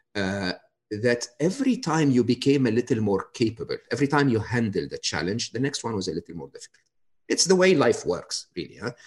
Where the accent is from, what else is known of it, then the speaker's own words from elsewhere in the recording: Egypt; moved away; I was born and raised in Egypt